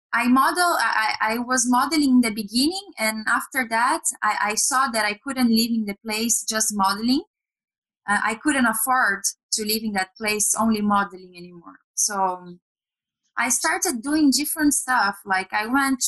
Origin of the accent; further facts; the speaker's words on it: Brazil; moved away as an adult; I'm Brazilian. I was born and raised in Brazil.